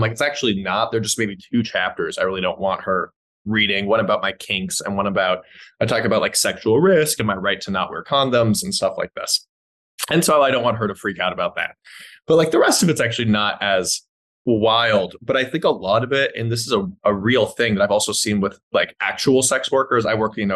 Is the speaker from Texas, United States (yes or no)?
no; Los Angeles, California, United States; I grew up in Los Angeles, you know, liberal Jews